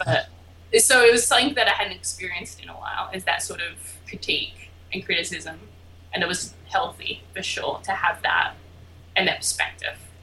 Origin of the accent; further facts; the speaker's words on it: Albany, Western Australia, Australia; moved away; I am from a small little town called Albany in Western Australia